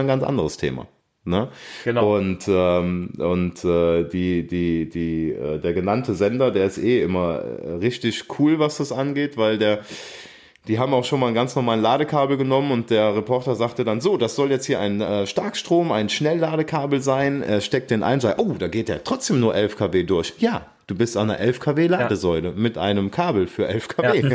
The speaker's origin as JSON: {"language": "German", "town": "Aachen", "region": "North Rhine-Westphalia", "country": "Germany", "said": "ich komme aus Aachen"}